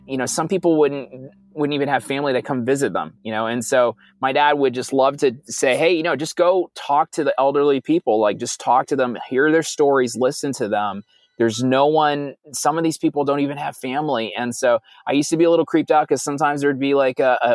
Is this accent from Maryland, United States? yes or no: no; New York City, New York, United States; moved away as an adult; now in Silicon Valley, United States; I'm a Puerto Rican kid from Brooklyn. I grew up in Brooklyn